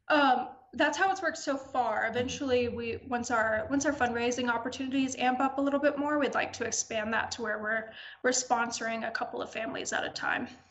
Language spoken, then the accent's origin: English; Atlanta, Georgia, United States; moved away; I'm from Atlanta originally